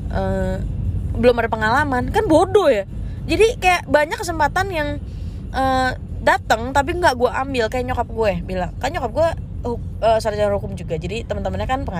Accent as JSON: {"language": "Indonesian", "region": "North Sumatra", "country": "Indonesia", "said": "gue kan orang Batak ya jadi yang diduluin tuh orang Batak"}